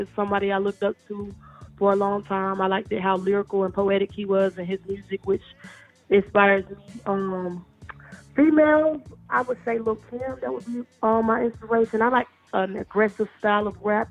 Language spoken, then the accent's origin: English; Spartanburg, South Carolina, United States; also born or lived in Gaffney, South Carolina; I was born in Gaffney, South Carolina, grew up in Spartanburg, South Carolina, the upstate